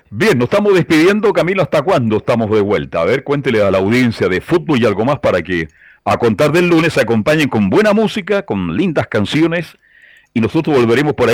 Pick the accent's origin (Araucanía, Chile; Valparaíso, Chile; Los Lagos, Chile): Valparaíso, Chile; soy de Pancho Gancho, ¿ah? y soy del puerto.